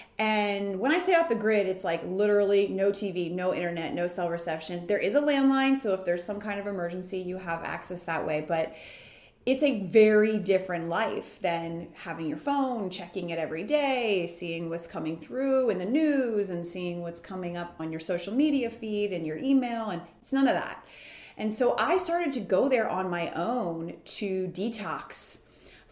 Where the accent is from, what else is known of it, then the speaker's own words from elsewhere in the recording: Baltimore, Maryland, United States; also born or lived in Washington, D.C.; my experience living in a row home in the heart of the city in Washington, D.C. was very different than when we moved to the suburbs of Baltimore when I was in first grade